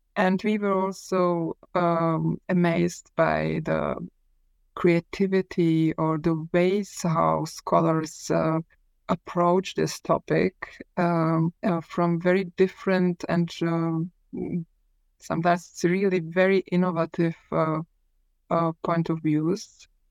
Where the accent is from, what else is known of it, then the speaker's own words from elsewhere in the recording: Prague, Czechia; I was born in Prague uh, in the early 1970s, which means that um, I spent my childhood